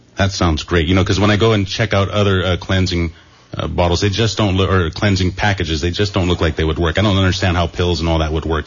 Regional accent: Watsonville, California, United States; I'm from Watsonville.

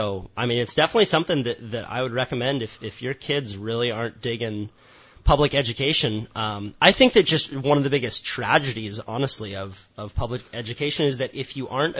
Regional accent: Santa Cruz, California, United States; I grew up in Santa Cruz. My parents split. I was born on Cayuga Street

